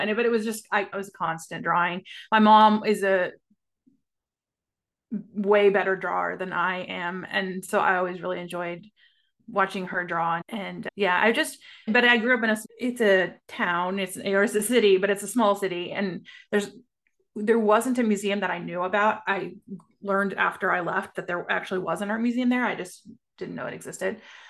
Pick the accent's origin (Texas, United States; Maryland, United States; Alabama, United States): Texas, United States; Amarillo; now in Dallas, United States; So I grew up in Amarillo, Texas, in the Panhandle. I live outside of Dallas now.